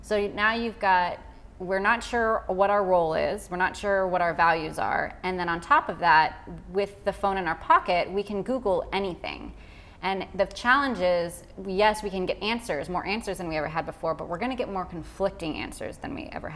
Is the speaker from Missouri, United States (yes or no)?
no; Orange County, California, United States; I grew up in Orange County, so it was very Christian